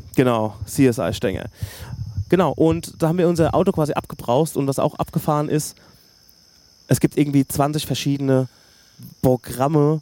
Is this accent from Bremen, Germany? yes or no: no; Hösbach, Bavaria, Germany; ich komme aus Hösbach